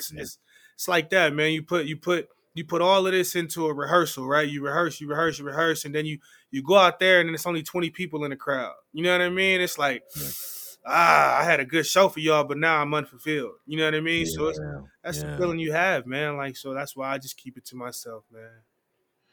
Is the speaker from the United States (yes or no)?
yes; Oakland, California, United States; I was raised by my pops in Oakland